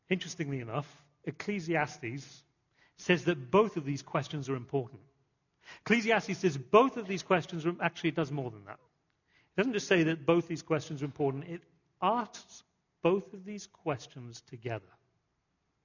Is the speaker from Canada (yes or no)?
no; England, United Kingdom; moved away; growing up in England